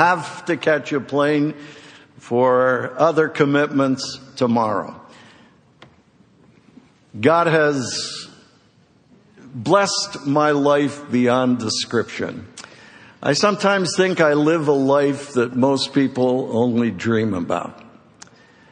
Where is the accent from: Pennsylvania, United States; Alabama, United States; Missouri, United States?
Pennsylvania, United States; Philadelphia; my hometown of Philadelphia